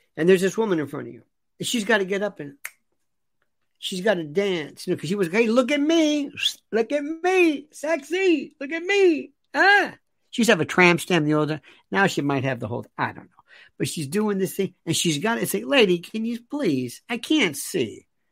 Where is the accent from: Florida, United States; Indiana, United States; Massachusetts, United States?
Florida, United States; growing up in Florida